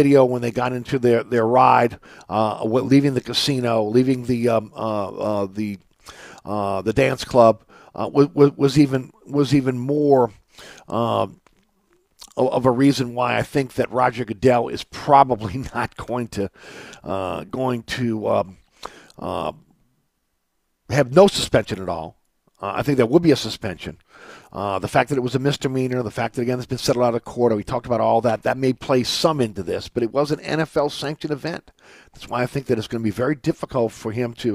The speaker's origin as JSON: {"language": "English", "town": "New Orleans", "region": "Louisiana", "country": "United States", "tie": "born or raised there", "said": "I grew up in New Orleans"}